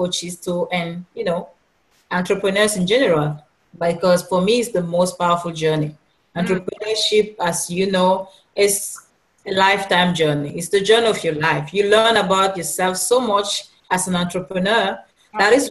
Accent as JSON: {"language": "English", "country": "Cameroon", "moved": "yes", "lives_now": "Los Angeles, United States", "said": "I'm originally from Cameroon"}